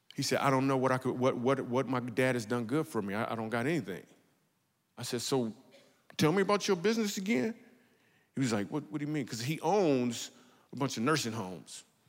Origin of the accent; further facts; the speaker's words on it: Michigan, United States; We grew up in Michigan